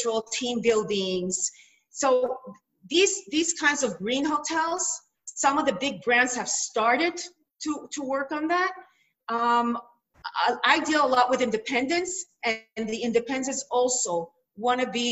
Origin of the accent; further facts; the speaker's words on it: Jerusalem, Jerusalem District, Israel; I come from Jerusalem